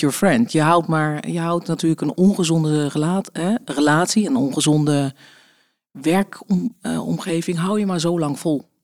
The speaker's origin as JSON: {"language": "Dutch", "region": "Friesland", "country": "Netherlands", "tie": "born or raised there", "also_born_or_lived": "Deventer", "moved": "yes", "lives_now": "Wassenaar, Netherlands", "said": "opgegroeid in Friesland"}